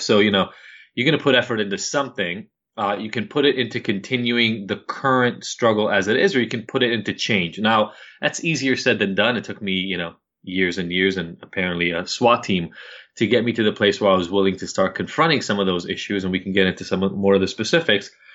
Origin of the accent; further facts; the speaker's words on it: Israel; moved away; I'm from Israel, upper middle class family